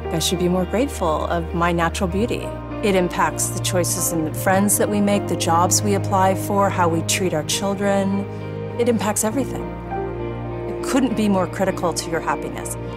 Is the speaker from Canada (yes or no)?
no; South Africa; moved away as an adult; now in United States; I was born and raised in South Africa